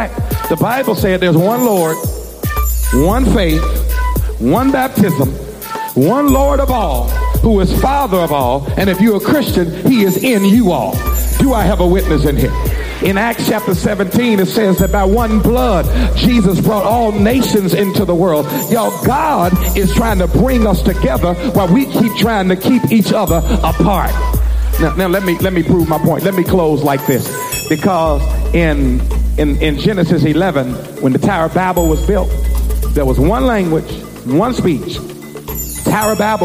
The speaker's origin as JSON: {"language": "English", "country": "United States", "said": "I am African, but y'all, I am also American. I pay my taxes. I love this nation."}